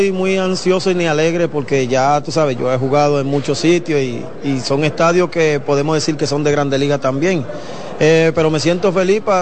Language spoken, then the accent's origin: Spanish; Dominican Republic; Soy dominicano y tengo que llevar la bandera en alto.